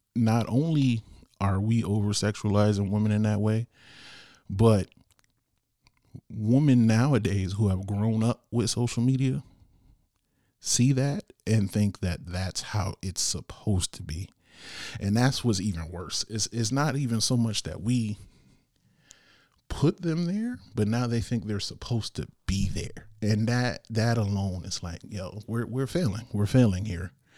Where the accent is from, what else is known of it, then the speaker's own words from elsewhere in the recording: Bridgeport, Connecticut, United States; here in my hometown of Bridgeport